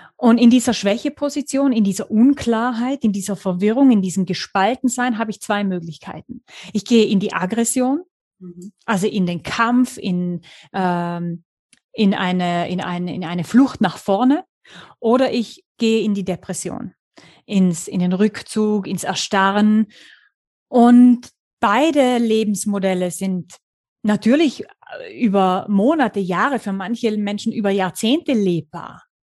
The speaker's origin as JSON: {"language": "German", "region": "the mountains of Tyrol", "country": "Austria", "tie": "born or raised there", "moved": "as an adult", "said": "lebe seit 2016 mit meiner kleinen Familie. Ich habe einen kleinen vierjährigen Sohn wieder in den Bergen von Tirol"}